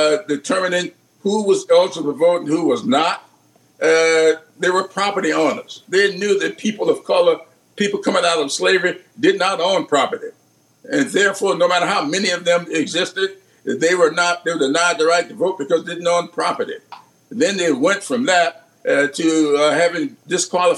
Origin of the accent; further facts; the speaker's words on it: the South, United States; I grew up in the South, yes, but I grew up in a parsonage